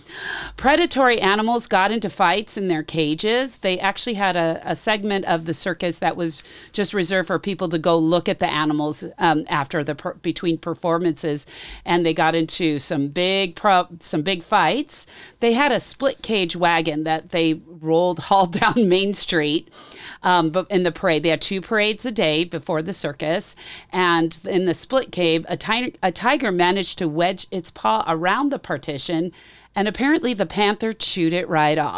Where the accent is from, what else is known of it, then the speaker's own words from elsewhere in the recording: near Disneyland, California, United States; moved away; growing up, I always knew when it was about nine thirty-five because the fireworks would go off and we could all, you could hear the Disneyland fireworks around, all around Disneyland. So when I'm, uh, visiting my hometown